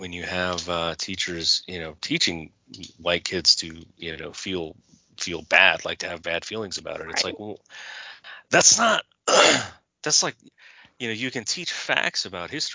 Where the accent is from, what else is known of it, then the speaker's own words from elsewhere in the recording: Southern California, United States; I was raised in Southern California.